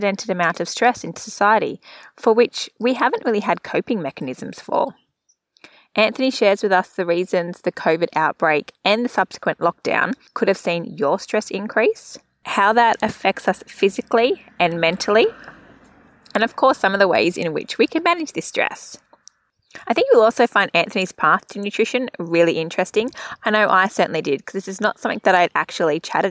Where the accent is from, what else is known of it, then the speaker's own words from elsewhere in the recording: Central Coast, New South Wales, Australia; I'm also from there